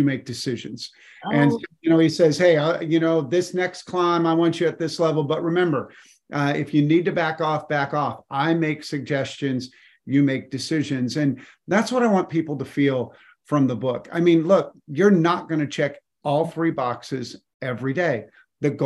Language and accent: English; Colorado, United States; I grew up in Colorado, and during my childhood, they dug the Eisenhower Tunnel